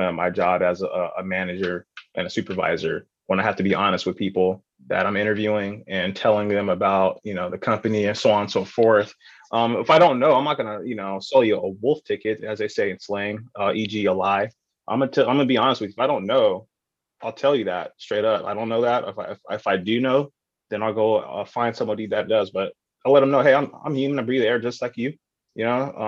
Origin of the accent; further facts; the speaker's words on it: San Diego, California, United States; I grew up in Paradise Hill, Southeast San Diego